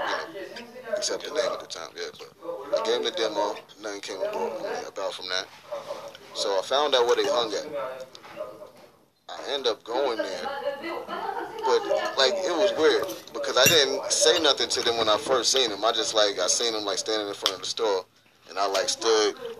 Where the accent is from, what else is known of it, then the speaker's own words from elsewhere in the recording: North Carolina, United States; moved away; also born or lived in Yonkers; I'm from North Carolina